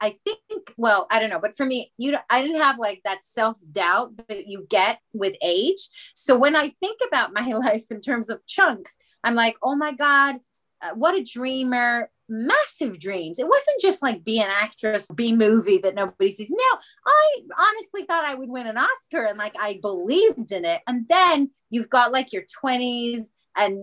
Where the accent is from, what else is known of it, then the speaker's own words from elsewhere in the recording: Israel; moved away as an adult; now in England; I was born in Israel, which maybe is something that not everybody knows. I moved to England when I was 30